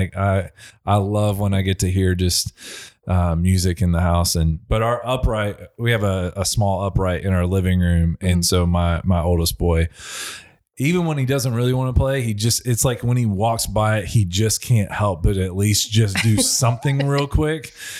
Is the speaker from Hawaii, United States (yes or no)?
no; Clarksville, Indiana, United States; I am from Clarksville, Indiana. So this is my home. You know, I'm almost 40 now, and I think I've moved about 12 miles like in separation my whole life. So kind of homegrown here.